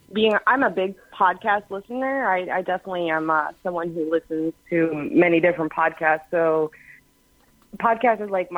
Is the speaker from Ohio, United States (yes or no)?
yes; Dayton, Ohio, United States; moved away as an adult; also born or lived in Georgia; I grew up actually in Dayton, Ohio, born and raised.